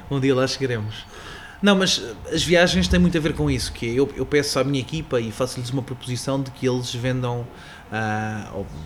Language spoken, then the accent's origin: Portuguese; Sarilhos Pequenos, Setúbal, Portugal; aldeia fragateira da margem, margem sul do Tejo. Uma pequena, uma pequena aldeia ligada ao, ao, rio e felizmente tive a felicidade de crescer com os pés no lodo